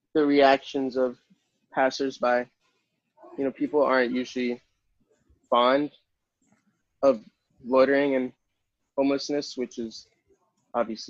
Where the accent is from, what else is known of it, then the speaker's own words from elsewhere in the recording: New York City, New York, United States; I was born in Manhattan